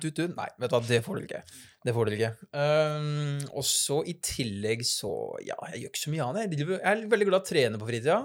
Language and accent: Norwegian; Notodden, Telemark, Norway; som dere hører, så er jeg fra Østlandet